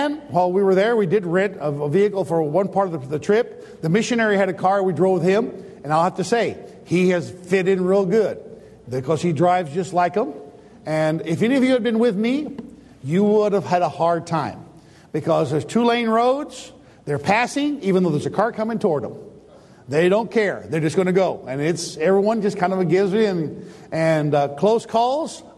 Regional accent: United States; I, as an American

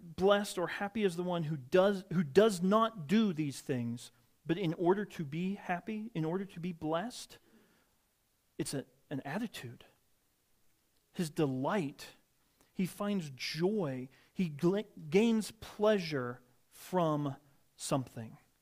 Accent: Midwest, United States; moved away; I grew up in the Midwest

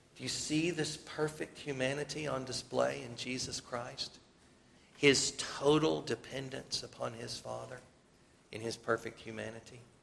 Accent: South Carolina, United States; We're from South Carolina.

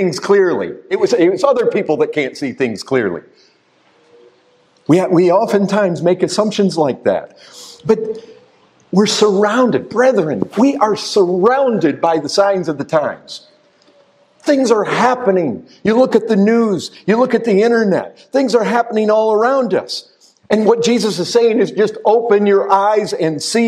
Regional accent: Michigan, United States; I grew up in Michigan

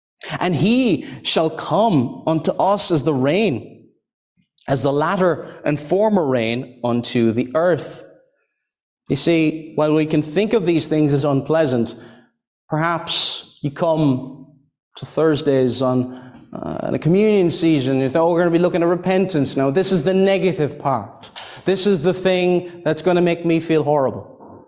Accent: Ireland; I think here we're speaking about this in Scotland, and I'm from Ireland, and somebody might hear, well, rain doesn't sound like a blessing, does it?

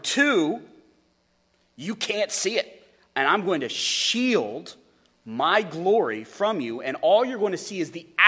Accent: United States; as American Christians, as evangelicals

